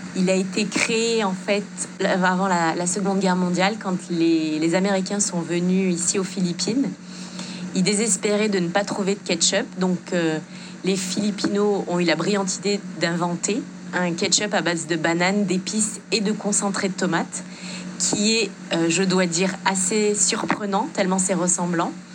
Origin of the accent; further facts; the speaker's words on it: Montpellier, Occitania, France; moved away as an adult; also born or lived in Lebanon / Singapore; now in Indonesia; je suis originaire de Montpellier, dans le sud de la France. Euh, j'ai grandi avec euh, toute ma famille autour de moi